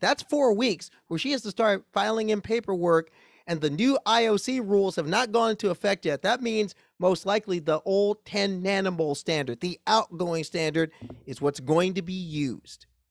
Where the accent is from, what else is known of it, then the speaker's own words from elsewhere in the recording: Omaha, Nebraska, United States; I grew up in Omaha, Nebraska